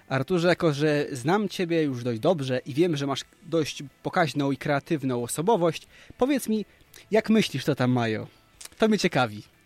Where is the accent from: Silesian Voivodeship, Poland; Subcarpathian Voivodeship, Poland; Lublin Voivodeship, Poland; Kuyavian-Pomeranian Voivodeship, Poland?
Lublin Voivodeship, Poland; Krasnystaw; ja sam jestem z małego miasteczka Krasnystaw